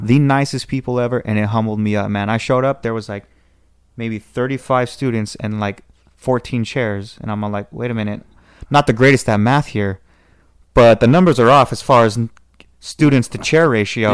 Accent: Southern California, United States; Southern California

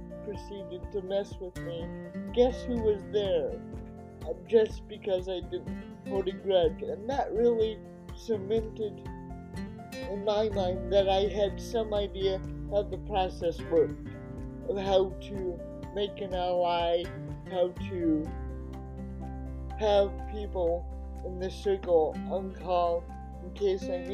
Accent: Oregon, United States; a 9-year-old kid growing up in Oregon

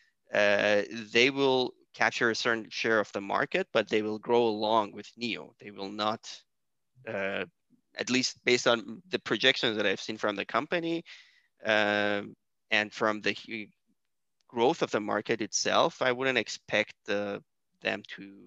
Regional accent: Iran; my home country, which is Iran

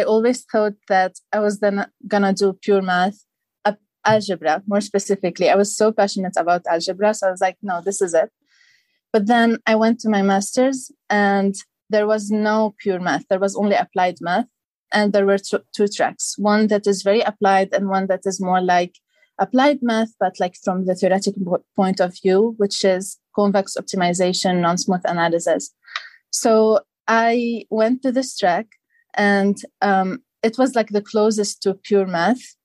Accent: Lebanon; moved away as an adult; now in United States; I'm originally from Lebanon, so this is only my third year in the U.S.

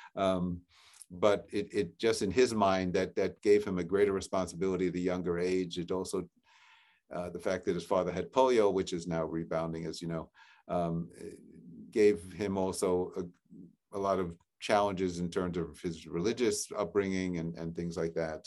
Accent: New York City, New York, United States; now in Newton, United States; I grew up in Regal Park, Forest Hills area, uh, near Queens Boulevard.

